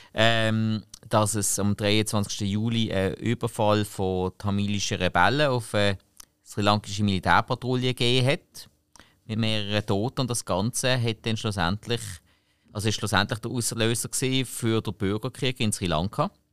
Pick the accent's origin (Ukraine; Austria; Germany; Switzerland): Switzerland